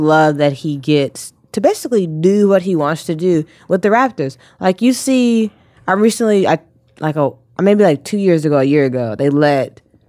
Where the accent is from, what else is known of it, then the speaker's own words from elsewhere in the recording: Atlanta, Georgia, United States; I'm from Atlanta, and I don't know who plays on the Hawks.